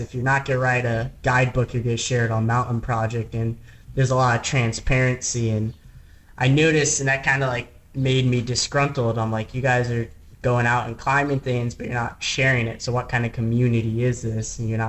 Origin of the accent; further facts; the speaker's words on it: Midwest, United States; And growing up in the Midwest, there's some world-class bouldering and people just don't go to it because it's in the Midwest.